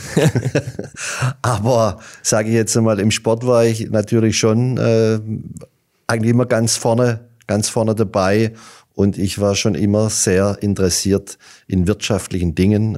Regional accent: Hollerbach, Baden-Württemberg, Germany; Hollerbach war mhm. und ist schon immer ein Fußballdorf

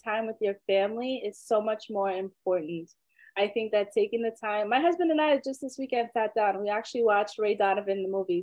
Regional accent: Trinidad & Tobago; I'm from Trinidad, so I love my soca music.

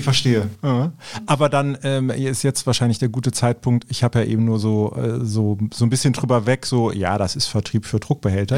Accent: Cologne, North Rhine-Westphalia, Germany; also born or lived in Eifel; ich bin ja Kölner

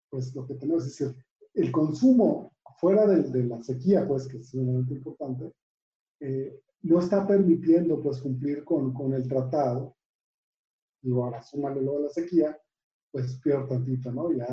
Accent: Tamaulipas, Mexico; productores que, que, están invisibilizados, como somos de Tamaulipas

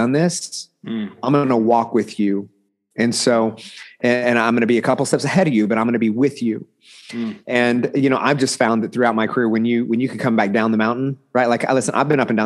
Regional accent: Bixby, Oklahoma, United States; I'm from Oklahoma. You know, small rural town called Bixby, which is just south of Tulsa proper, which kind of everybody knows Tulsa. And so I've been here my entire life

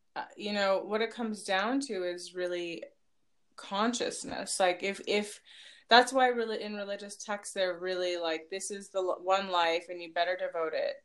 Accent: Palo Alto, California, United States; also born or lived in Los Altos Hills; growing up in Palo Alto as a brown girl

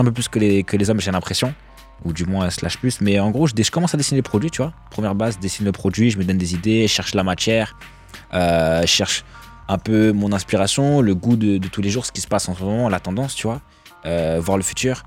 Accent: Nancy, Grand Est, France; moved away; je viens de province, je viens d'ici justement, de Nancy

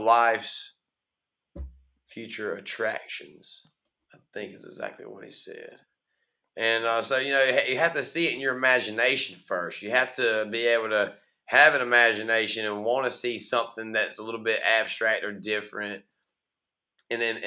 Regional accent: Kinston, North Carolina, United States; moved away; I'm from here. I'm from Kinston. I'm from Lenoir County

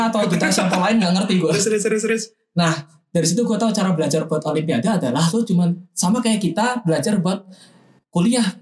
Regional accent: West Java, Indonesia; accent: Central Javanese; aksen aksen gue kan Jawa Jawa, Jawa Tengah banget gue malah aksen kok bisa kan gue bedok men

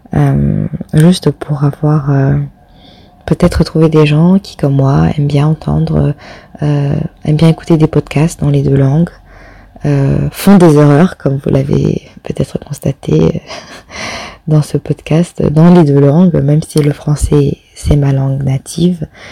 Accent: Réunion; now in Netherlands; je suis française, euh, plus précisément réunionnaise. J'habite actuellement aux Pays-Bas

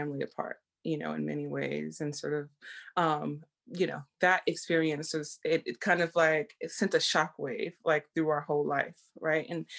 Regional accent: Texas, United States; I grew up in the South, in Texas

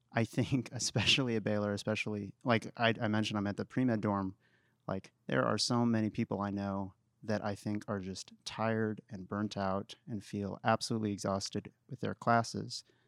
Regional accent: Waco, Texas, United States; I'm actually from Waco

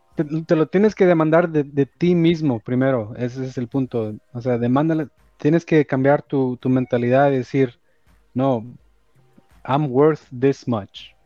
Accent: Los Angeles, California, United States; also born or lived in El Salvador; yo nací en El, en, el Salvador. Allá nací y mi mamá, me trajo cuando yo tenía dos años. Ah, y aquí, aquí, te, aquí, aquí llegó a Los Ángeles. Entonces yo aquí he vivido casi toda mi vida

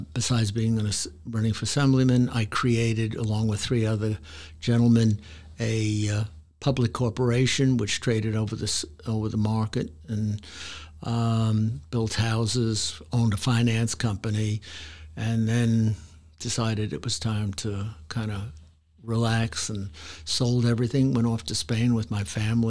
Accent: New York City, New York, United States; moved away; also born or lived in Hoboken, New Jersey; I was born in Hoboken, New Jersey. When I was 2 years old, my family moved to Brooklyn.

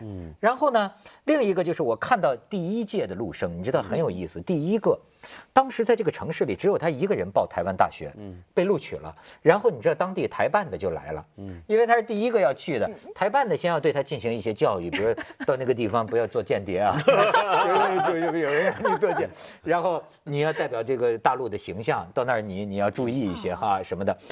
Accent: China; 因为我是大陆人

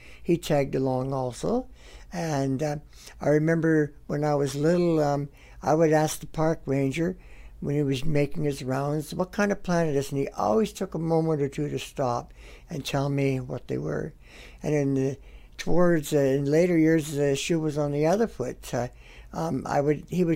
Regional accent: Vancouver, British Columbia, Canada; moved away as an adult; now in Prince George, Canada; I was born in Vancouver, 1950. Came up to Prince George in the early 1970s. I've been here ever since.

